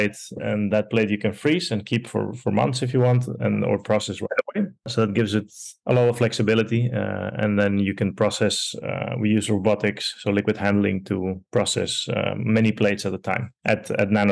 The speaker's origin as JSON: {"language": "English", "country": "Netherlands", "tie": "born or raised there", "also_born_or_lived": "Porto Alegre, Brazil / Montevideo, Uruguay", "said": "I'm originally from Brazil, from Porto Alegre, so the southernmost capital in Brazil. And I grew up partially there and then partially in Uruguay, in Montevideo, and moved to Holland when I was almost 7 years old"}